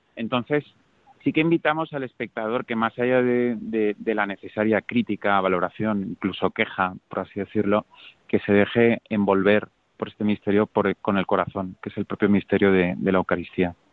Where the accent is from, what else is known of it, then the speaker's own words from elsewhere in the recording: Valencia, Valencian Community, Spain; por mi tierra, por Valencia